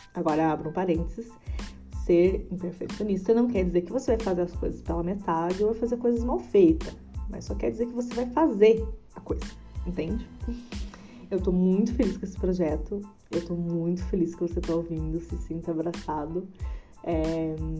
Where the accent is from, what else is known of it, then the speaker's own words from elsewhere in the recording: Tamandaré, Brazil; nasci e morei em Tamandaré